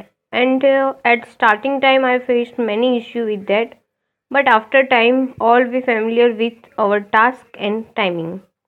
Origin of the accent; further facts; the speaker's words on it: Mehsana, Gujarat, India; now in Ahmedabad, India; I'm currently living in Ahmedabad, but my hometown is Mehsana.